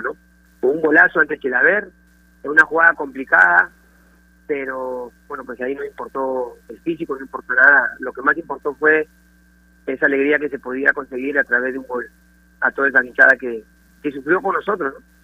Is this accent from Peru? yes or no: yes; Peru; moved away as an adult; por el Perú, por, el, por mi país